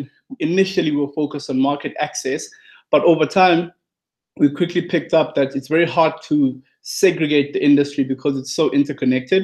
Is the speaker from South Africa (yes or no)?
yes; South Africa; I'm from South Africa, based in South Africa. Grew up in a township in South Africa